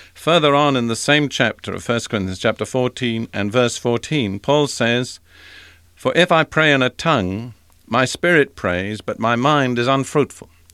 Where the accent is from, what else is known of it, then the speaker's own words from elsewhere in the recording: United Kingdom; I'm British